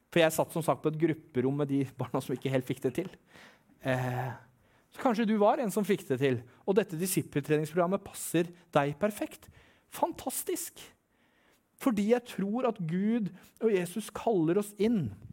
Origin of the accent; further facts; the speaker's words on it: Eastern Norway, Norway; Jeg er fra Østlandet